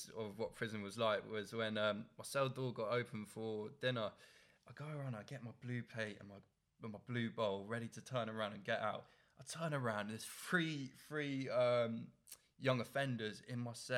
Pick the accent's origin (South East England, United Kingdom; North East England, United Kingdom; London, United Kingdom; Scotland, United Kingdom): South East England, United Kingdom; Oxford; I'm from Oxford